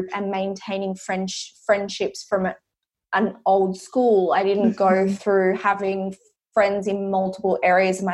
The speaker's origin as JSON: {"language": "English", "town": "Coffs Harbour", "region": "New South Wales", "country": "Australia", "tie": "born or raised there", "said": "So I grew up in Coffs Harbour, which is happens to be where I'm back to right now"}